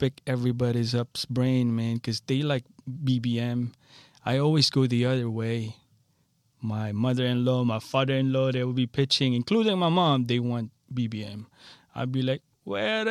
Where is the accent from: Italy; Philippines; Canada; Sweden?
Philippines; now in Rosedale, United States; I'm a Filipino